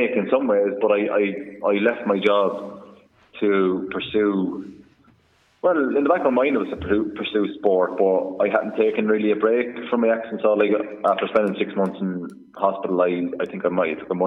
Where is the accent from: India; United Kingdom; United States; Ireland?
Ireland; Kildare, Leinster; I'm from Kildare